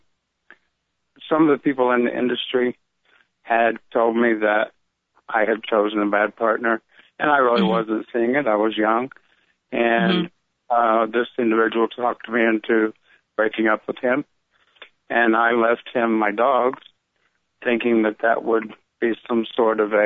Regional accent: Mitchell, Indiana, United States; moved away as an adult; also born or lived in Vincennes, Indiana / Illinois / St. Louis, Missouri / Los Angeles, California; I was born in Vincennes, Indiana, but I grew up in a small town, Burge, Illinois. I had 103 people. I moved to Indiana. I graduated high school from Mitchell, Indiana, and that's where I consider home, actually

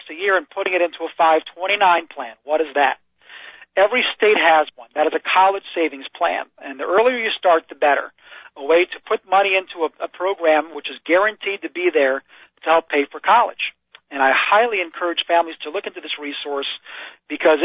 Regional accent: Yonkers, New York, United States; I grew up in Yonkers, New York.

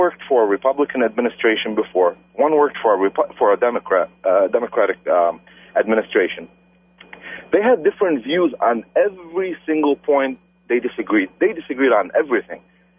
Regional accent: United States; I have a problem with whoever hates America because I'm an American.

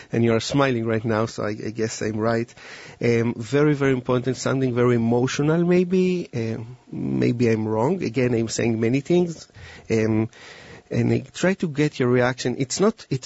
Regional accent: Israel; moved away; And I came from Israel 10 years ago

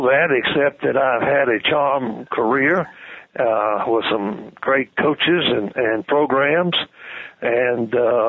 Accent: Decatur, Georgia, United States; moved away as an adult; now in Arkansas, United States; I grew up in Decatur, which is a suburb of Atlanta.

